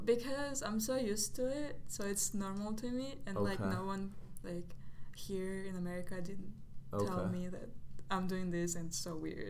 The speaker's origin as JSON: {"language": "English", "region": "Moscow", "country": "Russia", "tie": "born or raised there", "also_born_or_lived": "Georgia", "second_language": "English", "moved": "as an adult", "lives_now": "State College, United States", "said": "I'm Armenian. I was born in Georgia, and I lived in Russia. Now I'm here."}